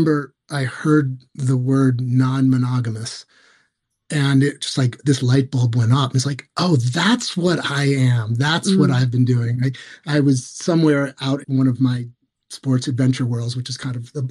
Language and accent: English; New York City, New York, United States; I grew up in New York City